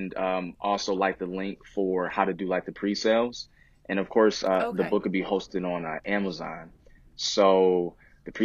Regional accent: Buffalo, New York, United States; moved away as an adult; now in Charlotte, United States; originally I'm from Buffalo, New York, and now I've relocated my family for about 3 years, going on 3 years, to Charlotte, North Carolina.

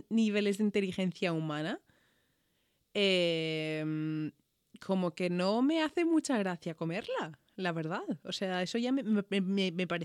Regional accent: Ireland; Spanish is a second language; Joder, soy demasiado irlandesa a veces.

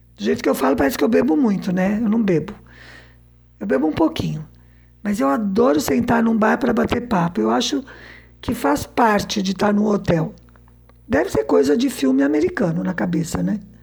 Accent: Southeastern Brazil, Brazil; Como boa brasileira sudestina, né, que eu sou

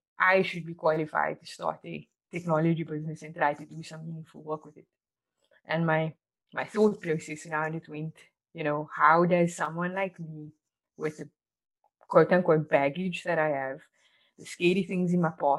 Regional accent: Cape Town, Western Cape, South Africa; I grew up in Athlone, Cape Town

